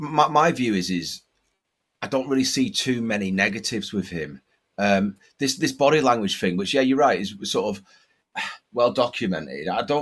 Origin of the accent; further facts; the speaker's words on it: Lancaster, North West England, United Kingdom; moved away; back in my hometown, a place called Lancaster.